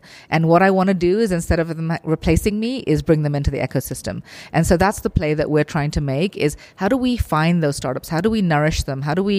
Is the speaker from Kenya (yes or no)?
yes; Kenya; You look at the issues in Africa, and I'm from Kenya, so for me this is a very personal issue for me